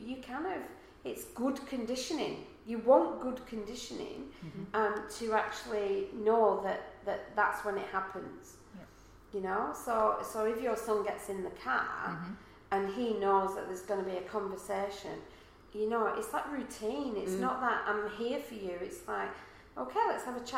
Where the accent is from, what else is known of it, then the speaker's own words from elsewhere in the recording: Manchester, North West England, United Kingdom; now in Australia; I'm from Manchester in England